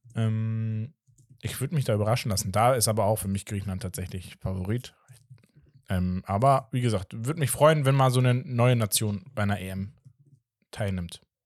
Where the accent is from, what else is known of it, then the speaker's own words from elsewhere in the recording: Portugal; als Portugiese